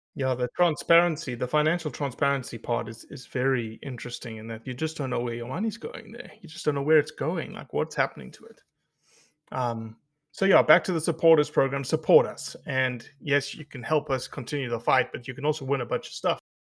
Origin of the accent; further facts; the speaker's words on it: South Africa; moved away; growing up in South Africa